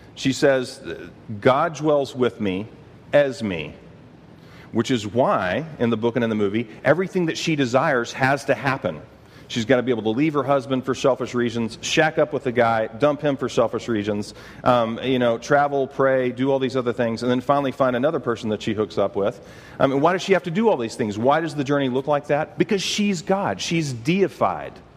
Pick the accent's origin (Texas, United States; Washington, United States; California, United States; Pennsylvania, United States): Texas, United States; I'm from Texas